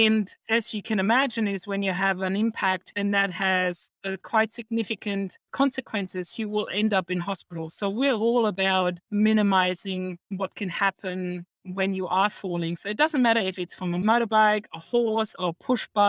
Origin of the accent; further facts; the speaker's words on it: Germany; now in Australia; I'm originally from Germany. I came in 89 to Australia